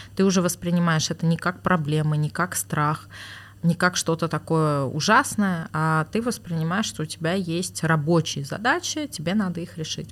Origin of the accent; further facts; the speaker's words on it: Moscow, Russia; also born or lived in Oktemberyan (Armavir), Armenia; now in Armenia; я там прожила до 7 э, лет, по-моему, да, и мои родители в 99 году переехали в Москву, и, собственно, с тех пор я была в Москве